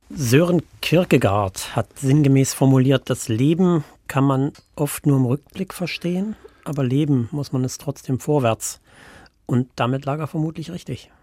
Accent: Worbis, Thuringia, Germany; also born or lived in Leinefelde, Germany; now in Wittenberg, Germany; ich bin im Eichswirt groß geworden, da ist man bis heute katholisch

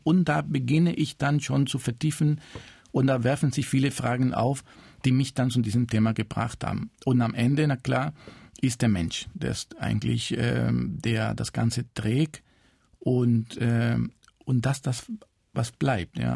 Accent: Cuba; German is a second language; moved away; also born or lived in Spain; ich bin in Kuba geboren, aber meine Familie äh, ist äh, zum Teil aus Spanien

